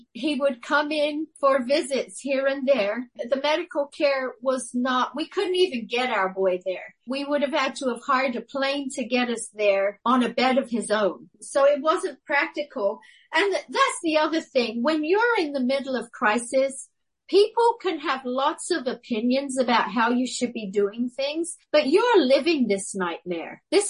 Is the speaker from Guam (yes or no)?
yes; Guam; In fact, when people say to me, where did you grow up? The real truth is I grew up on Guam. I became a woman on Guam. I went there a girl.